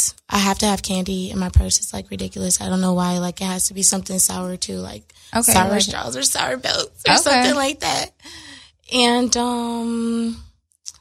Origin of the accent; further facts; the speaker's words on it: Los Angeles, California, United States; I am born and raised in L.A., Crenshaw District to be exact